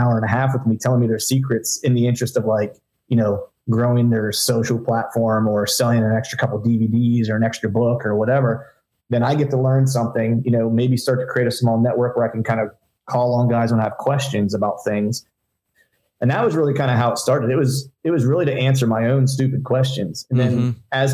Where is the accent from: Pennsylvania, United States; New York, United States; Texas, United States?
Pennsylvania, United States; moved away as an adult; also born or lived in Orlando; I grew up in Pennsylvania, heavy hunting heritage state.